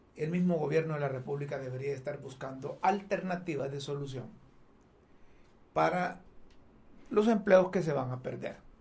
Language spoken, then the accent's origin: Spanish; Honduras; no somos todos los hondureños los narcotraficantes